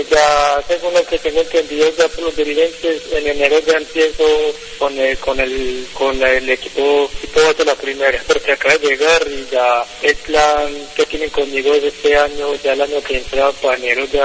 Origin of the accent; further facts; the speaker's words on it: El Santuario, Antioquia, Colombia; Yo empecé desde pues, que entrenaba donde yo soy, de, de Santuario Antioquia, y ahí fui funcionando, voy pasando la Liga de Medellín